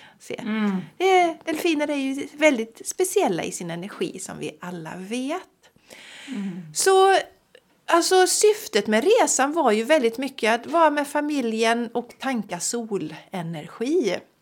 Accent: Sweden; vi som svenskar

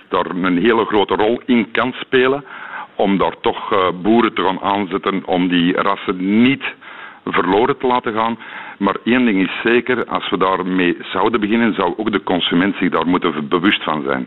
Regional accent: Belgium; als Belg

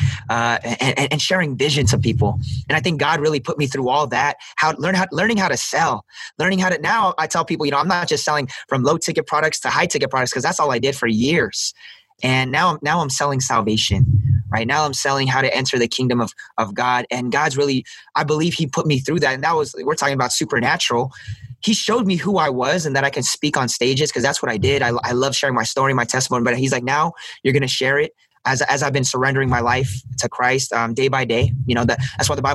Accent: San Diego, California, United States; I was born and raised in San Diego

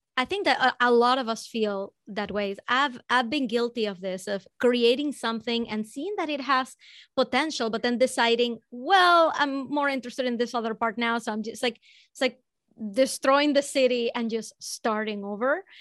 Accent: Venezuela; I'm from Venezuela

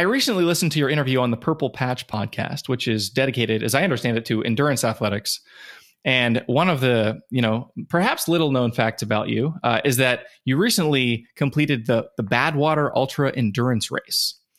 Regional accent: Western Pennsylvania, United States; I'm from Western Pennsylvania

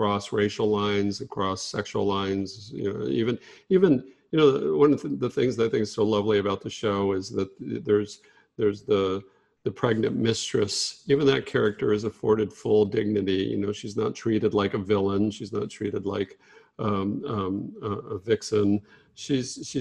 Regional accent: Fort Worth, Texas, United States; moved away; growing up in Fort Worth around a lot of very casual racism. And it's definitely one of the things that I'm very glad to have moved away from

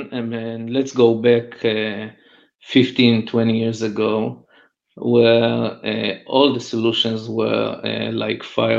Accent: Israel; I'm from Israel

